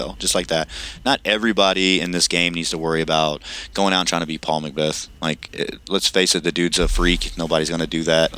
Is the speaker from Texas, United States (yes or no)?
no; Kentucky, United States; I'm from Kentucky.